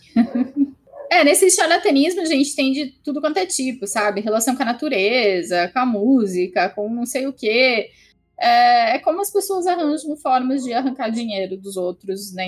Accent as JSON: {"language": "Portuguese", "country": "Brazil"}